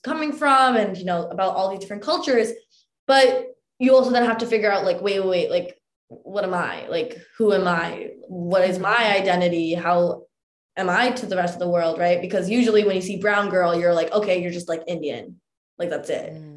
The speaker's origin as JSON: {"language": "English", "town": "Mississauga", "region": "Ontario", "country": "Canada", "tie": "born or raised there", "said": "growing up in Mississauga for me and like my brother"}